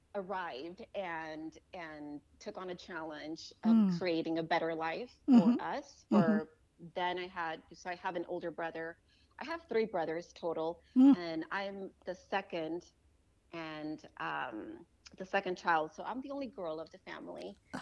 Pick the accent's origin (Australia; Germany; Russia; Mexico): Mexico; Tijuana, Baja California; born or raised there; moved away as an adult; also born or lived in Los Angeles, California; now in Austin, United States